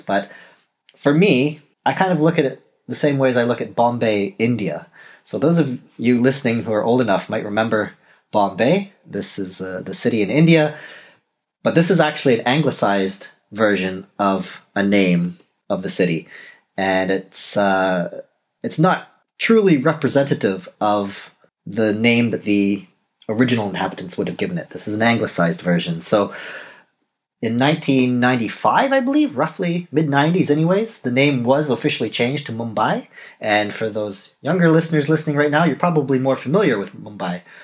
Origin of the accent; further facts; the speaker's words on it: Toronto, Ontario, Canada; first language English; moved away as an adult; also born or lived in Scandinavia; now in Europe; I am originally from Toronto